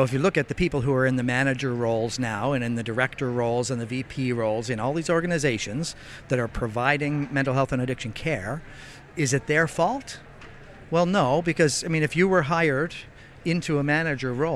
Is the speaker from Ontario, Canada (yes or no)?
no; Nova Scotia, Canada; I come from Nova Scotia.